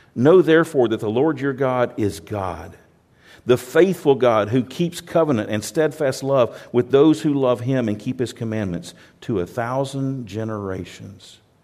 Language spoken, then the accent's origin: English; United States; I'm from America